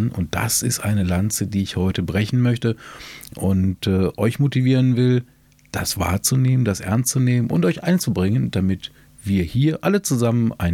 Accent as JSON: {"language": "German", "town": "Burscheid", "region": "North Rhine-Westphalia", "country": "Germany", "tie": "born or raised there", "said": "Mein Burscheid liebe ich, weil hier meine Heimat ist."}